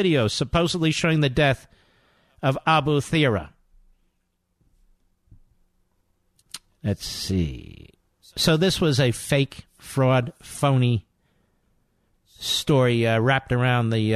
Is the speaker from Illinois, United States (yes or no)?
no; Philadelphia, Pennsylvania, United States; I'm from Philadelphia.